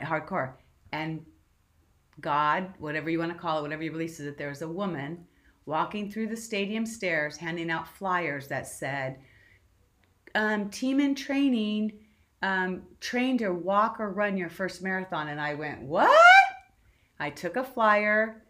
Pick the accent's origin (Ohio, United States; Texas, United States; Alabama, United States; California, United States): California, United States; Southern; I'm born and raised in Southern California